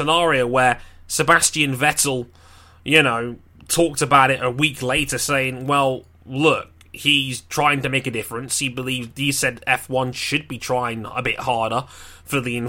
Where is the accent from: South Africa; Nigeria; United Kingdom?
United Kingdom; we as a British audience